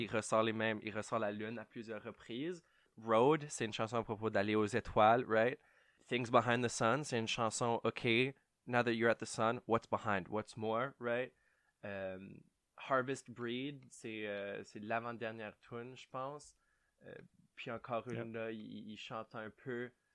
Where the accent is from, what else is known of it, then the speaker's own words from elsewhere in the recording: Ottawa, Ontario, Canada; je viens d'Ottawa. Euh, je suis franco-ontarien, je ne suis pas new-yorkais